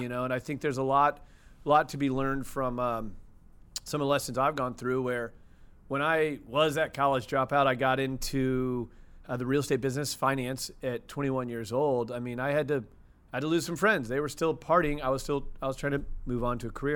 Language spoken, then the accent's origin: English; St. Louis, Missouri, United States; Born and raised in Saint Louis, Missouri.